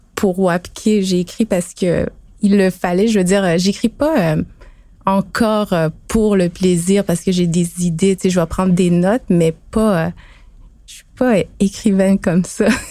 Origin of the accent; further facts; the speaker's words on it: Pessamit, Quebec, Canada; moved away as an adult; now in Montreal, Canada; de Pessamit sur la côte nord. Je suis à Montréal depuis euh, quelques années